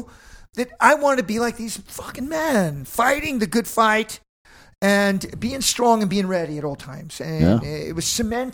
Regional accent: Robstown, Texas, United States; So as a American kid from the border, I was living down in Corpus Christi in a little town called Robstown, and my father's a Vietnam veteran

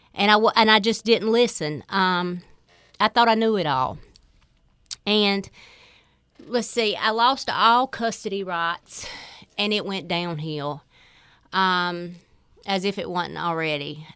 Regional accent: Four Oaks, North Carolina, United States; I grew up in Four Oaks

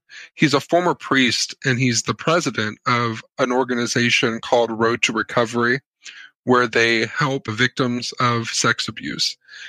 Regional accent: Indiana, United States; In fact, of course, I'm from Indiana.

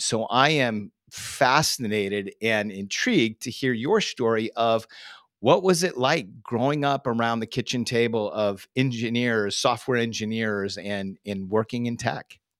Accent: Northern California, United States; growing up in Northern California, living in the Silicon Valley

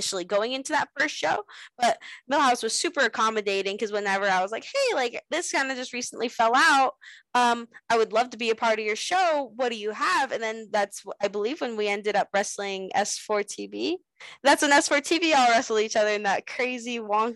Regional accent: Las Vegas, Nevada, United States; still be able to wrestle in my hometown

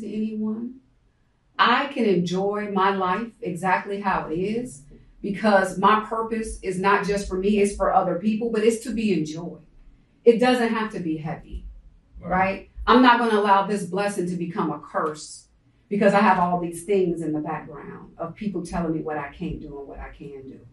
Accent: Chicago, Illinois, United States; I'm from Chicago. I'm a Chi-Town hustler

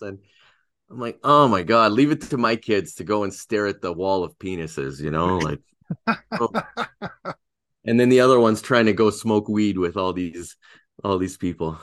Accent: Canada; first language Russian; English is a second language; I'm from Canada

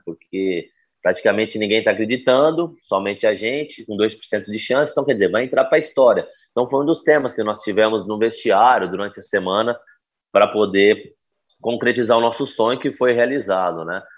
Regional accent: Ribeirão Preto, São Paulo, Brazil; crescemos juntos no Botafogo de Ribeirão, né, que eu sou natural de Ribeirão Preto

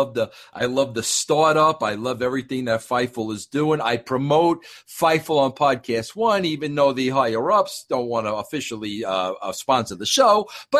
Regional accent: New York, United States; I'm from New York.

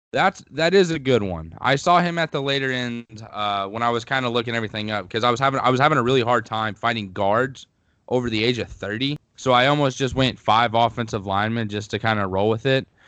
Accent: Missouri Southern, United States; my hometown at Missouri Southern

